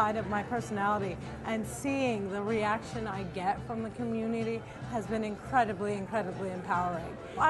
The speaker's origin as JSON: {"language": "English", "town": "Cliffside Park", "region": "New Jersey", "country": "United States", "tie": "born or raised there", "said": "a Palestinian born and raised in Cliffside Park, New Jersey."}